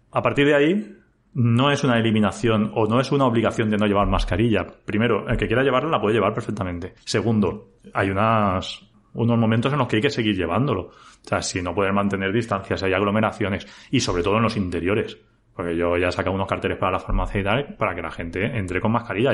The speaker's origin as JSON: {"language": "Spanish", "town": "Elda", "region": "Valencian Community", "country": "Spain", "said": "que soy de Elda, y que trabajo en IBI"}